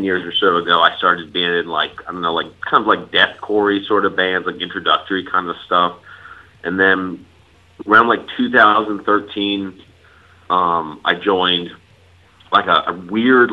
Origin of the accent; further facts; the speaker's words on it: Austin, Texas, United States; I'm from Austin.